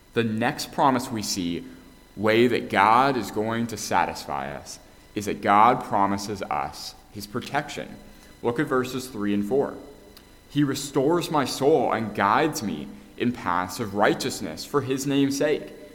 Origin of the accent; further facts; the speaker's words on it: Canada; moved away; I'm actually from Canada